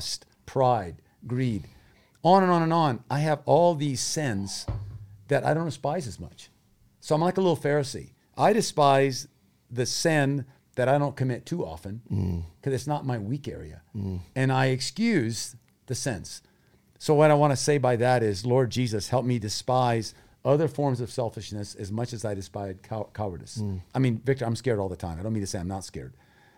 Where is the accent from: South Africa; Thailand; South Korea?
Thailand; I grew up in Thailand as a missionary kid. My parents are still missionaries.